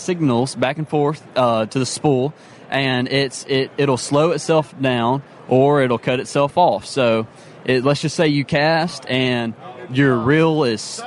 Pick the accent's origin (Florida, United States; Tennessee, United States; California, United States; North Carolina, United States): Tennessee, United States; Memphis; I'm from Memphis, Tennessee.